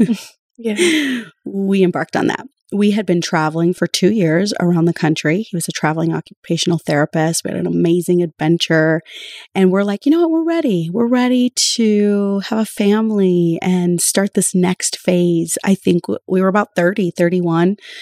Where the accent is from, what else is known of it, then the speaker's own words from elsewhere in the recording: Spirit Lake Nation, central North Dakota, United States; moved away as an adult; also born or lived in Fargo-Moorhead; now in Fargo, United States; I am from Spirit Lake Nation, which is on the Dakota Reservation in central North Dakota